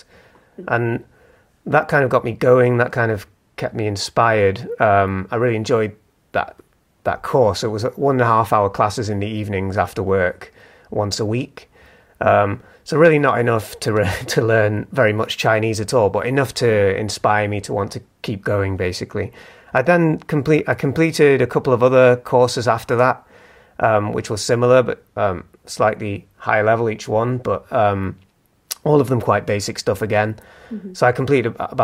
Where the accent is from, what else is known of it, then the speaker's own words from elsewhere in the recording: Manchester, North West England, United Kingdom; moved away as an adult; now in Leeds, United Kingdom; I moved from Manchester, where I'm from, about 5 years ago, to Leeds.